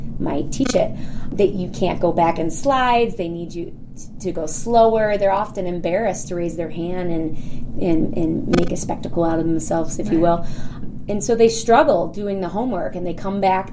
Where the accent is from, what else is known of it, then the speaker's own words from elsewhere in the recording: Rochester Hills, Michigan, United States; I am from Rochester Hills, Michigan, which is a suburb of Detroit